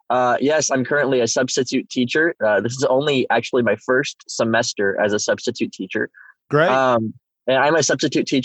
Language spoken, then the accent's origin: English; Whittier, Alaska, United States; born there; I was I was born in Alaska. Uh, I lived in uh, Whittier, Alaska, which actually is a really fascinating town